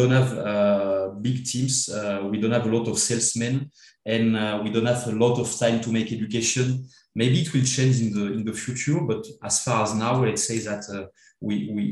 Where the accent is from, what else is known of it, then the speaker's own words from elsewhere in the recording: Provence-Alpes-Côte d'Azur, France; also born or lived in Paris; now in Armagnac, France; I'm not from the Armagnac area. I was born in Provence.